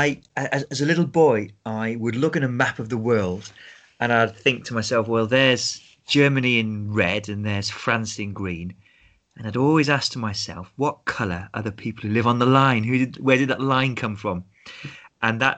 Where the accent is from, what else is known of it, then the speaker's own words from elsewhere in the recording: United Kingdom; growing up in Britain, we'd grow up with stories and films about the Second World War